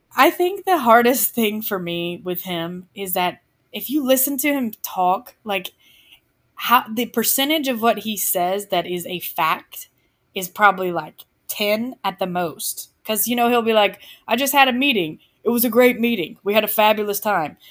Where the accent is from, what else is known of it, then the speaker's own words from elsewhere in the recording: just west of Atlanta, Georgia, United States; I am from the South. Um, I grew up just west of Atlanta.